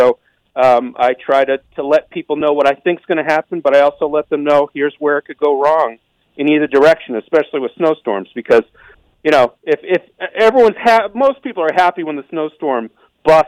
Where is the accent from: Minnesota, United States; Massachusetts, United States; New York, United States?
Massachusetts, United States; Eastern; I grew up in Eastern Mass, and I grew up in the blizzard of 78